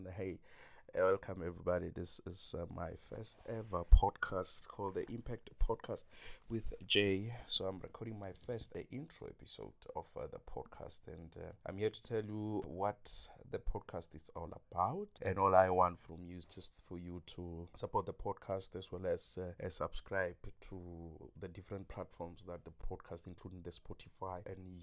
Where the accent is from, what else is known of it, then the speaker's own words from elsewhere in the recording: South Africa; as South African and being in South Africa, we have about 12 languages